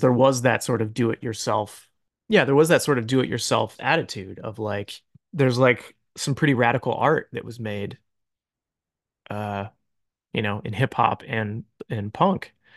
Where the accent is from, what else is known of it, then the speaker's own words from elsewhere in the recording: Akron, Ohio, United States; I grew up in Akron, Ohio